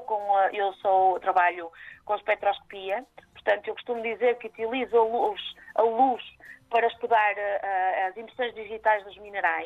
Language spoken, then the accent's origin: Portuguese; Maia, Norte, Portugal; also born or lived in Matosinhos; eu sou aqui do norte, portanto uhum. Hum, sou da uh, cresci na Maia, mas sou de Matosinhos, portanto sou sempre aqui mais ou menos do lado